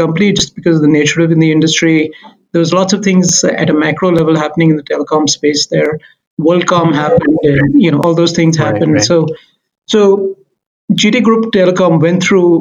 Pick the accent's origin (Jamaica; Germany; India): India; moved away as an adult; also born or lived in Mumbai, India; now in Canada; originally, I am a CA from India